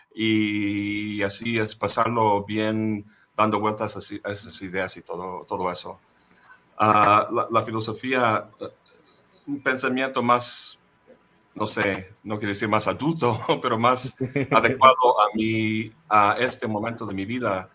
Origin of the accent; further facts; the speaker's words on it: United States; first language English; Spanish is a second language; moved away as an adult; also born or lived in Boston; now in Xalapa, Mexico; yo nací en el imperio, ah, mi lengua materna es el inglés